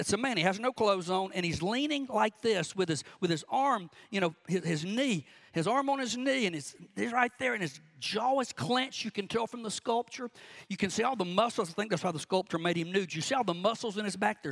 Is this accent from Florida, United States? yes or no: no; Cordele, Georgia, United States; I'll be in my hometown at Pena Baptist Church in Cordell